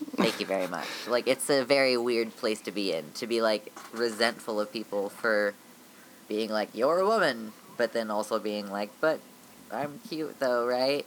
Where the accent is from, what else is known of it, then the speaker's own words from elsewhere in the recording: United States; I am a genderqueer, transmasculinish ish American person